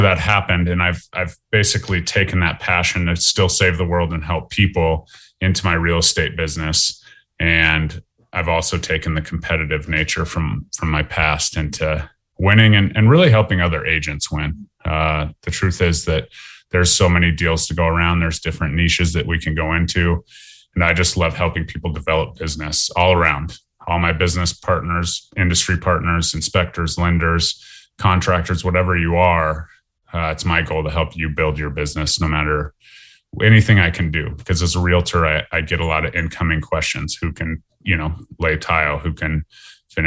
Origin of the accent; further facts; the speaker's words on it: Lakewood, Colorado, United States; also born or lived in Fort Collins, Colorado; I was born in Lakewood, Colorado. I lived in Lakewood, Colorado my whole life